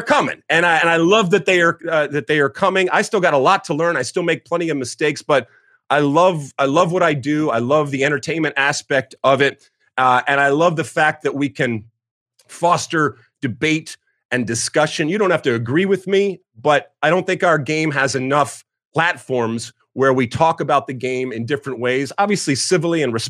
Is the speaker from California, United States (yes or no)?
no; right outside of Detroit, Michigan, United States; moved away as an adult; also born or lived in New Jersey; So I grew up in Michigan, right outside of Detroit